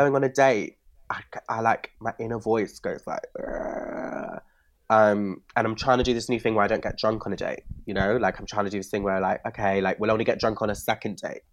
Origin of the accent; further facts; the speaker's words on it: Bristol, South West England, United Kingdom; moved away; When I grew up in Bristol